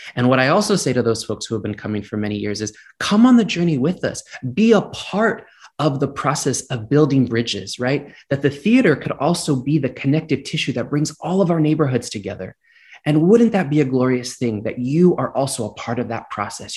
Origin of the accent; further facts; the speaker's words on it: Gilroy, California, United States; growing up in Gilroy, California, which is just south of San Francisco